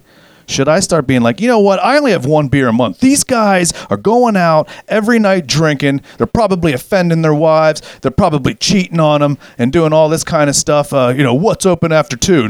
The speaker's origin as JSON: {"language": "English", "country": "United States", "tie": "born or raised there", "said": "growing up in America as a kid"}